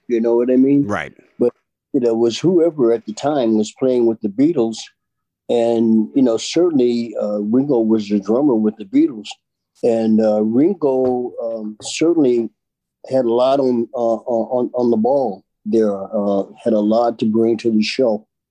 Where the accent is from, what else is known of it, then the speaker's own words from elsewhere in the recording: England, United Kingdom; accent: English; doing it my English accent